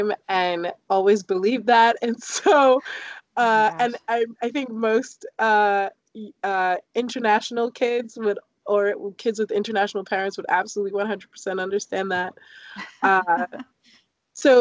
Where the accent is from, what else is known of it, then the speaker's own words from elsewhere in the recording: London, United Kingdom; also born or lived in Newark, New Jersey; now in Washington, United States; I grew up in London, right outside of central London, actually in Clapham.